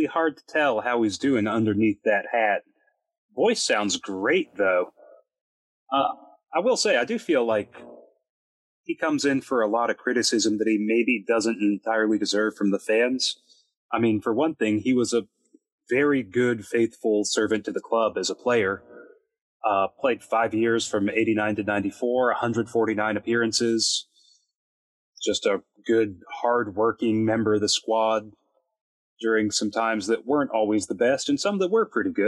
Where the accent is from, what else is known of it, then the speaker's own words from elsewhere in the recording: Texas, United States; as a Texan